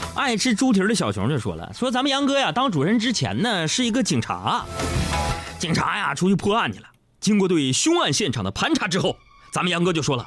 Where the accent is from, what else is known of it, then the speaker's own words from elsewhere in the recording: Northeast China, China; moved away; 我们东北老家有一种饮食文化特别不好